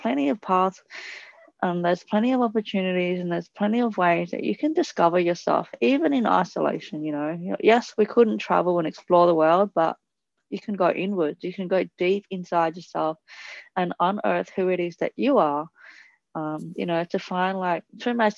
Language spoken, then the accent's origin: English; Italy; also born or lived in Thailand; now in Australia; my parents are Cambodian, I grew up in Italy, and we speak English